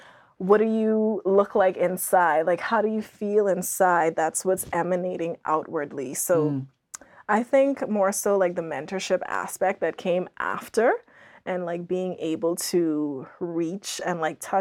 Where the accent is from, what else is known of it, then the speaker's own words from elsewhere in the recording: Bahamas; moved away as an adult; also born or lived in Andros, Bahamas; growing up in the Bahamas